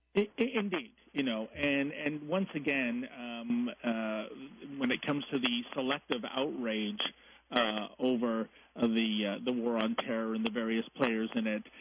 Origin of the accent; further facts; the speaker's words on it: Canada; I'm a Canadian.